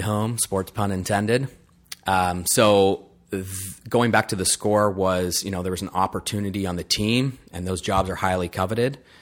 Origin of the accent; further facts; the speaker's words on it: Lion's Head, Ontario, Canada; also born or lived in Wiarton, Ontario; I was born in Wyerton, um, and then, yeah, born and raised in Lineshead